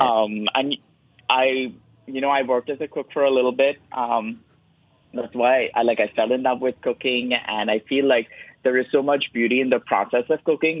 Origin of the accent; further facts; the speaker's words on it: Mumbai, Maharashtra, India; moved away; I am brown because I am Indian. I was born in Bombay